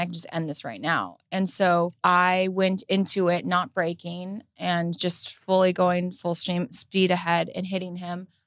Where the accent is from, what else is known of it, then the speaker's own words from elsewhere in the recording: Huntington Beach, California, United States; I was raised in Huntington Beach, Surf City